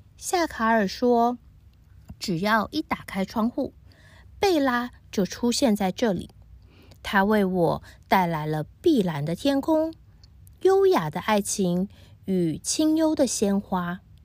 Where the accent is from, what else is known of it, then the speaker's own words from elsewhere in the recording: Taiwan; now in Hong Kong; 我是住在香港的台湾人